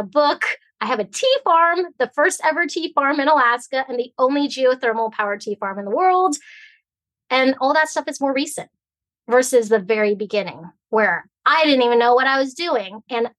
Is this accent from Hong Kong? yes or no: yes; Hong Kong; now in United States; Like, I'm from Hong Kong, which you think of like New York City, Paris, you know, but way back then in the 50s, the 60s is totally different than what you see it is today. And so we came to America for opportunity, right?